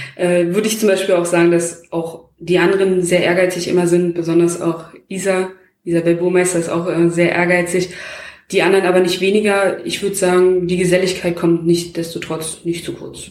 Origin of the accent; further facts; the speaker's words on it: Bestensee, Brandenburg, Germany; bin ich halt in Bestensee groß geworden